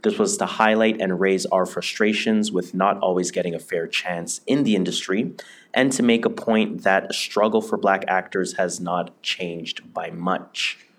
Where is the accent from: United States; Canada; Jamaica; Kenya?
Jamaica; I am Jamaican, you are Nigerian, right?